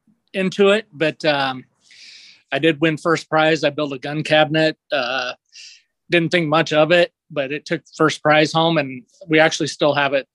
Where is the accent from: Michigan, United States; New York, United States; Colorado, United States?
Colorado, United States; growing up in Colorado